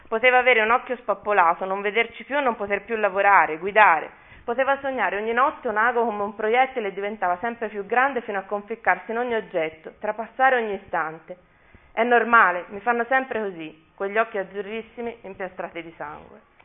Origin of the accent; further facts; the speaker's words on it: Mugello, Tuscany, Italy; è il verde della mia terra